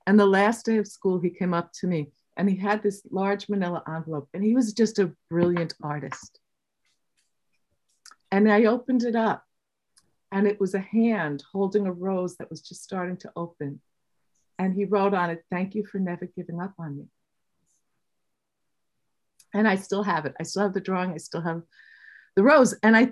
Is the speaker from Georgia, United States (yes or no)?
no; New Yorker, United States; we're a New Yorker